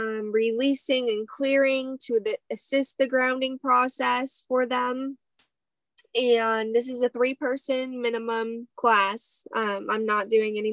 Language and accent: English; Hawaii, United States; moved away; I grew up in Hawaii for 10 years of my life.